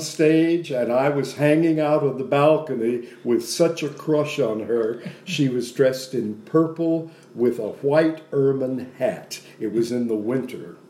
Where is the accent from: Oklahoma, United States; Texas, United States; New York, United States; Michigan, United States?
Texas, United States; Dallas; Grew up in Oak Cliff